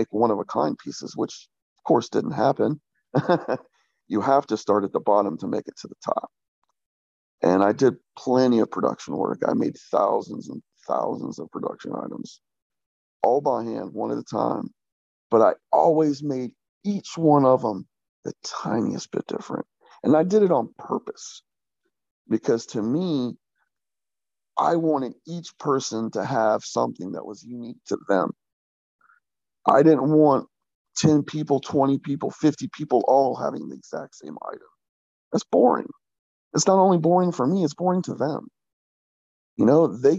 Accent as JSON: {"language": "English", "town": "Jacksonville", "region": "Florida", "country": "United States", "tie": "born or raised there", "also_born_or_lived": "Oregon", "moved": "as an adult", "lives_now": "North Carolina, United States", "said": "I grew up in Jacksonville, Florida. I lived there for 27 years"}